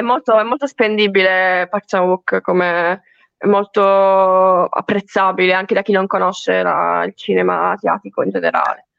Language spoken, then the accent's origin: Italian; Foggia, Apulia, Italy; moved away as an adult; now in Bari, Italy; io sono di Foggia